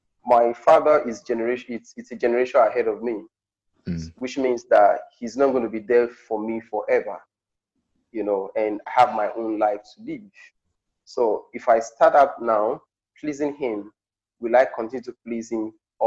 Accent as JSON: {"language": "English", "region": "Delta", "country": "Nigeria", "tie": "born or raised there", "also_born_or_lived": "Auchi, Edo State", "said": "I'm traditionally from Delta State, Nigeria, the southern part of Delta State. I grew up in my local community in the rural environments"}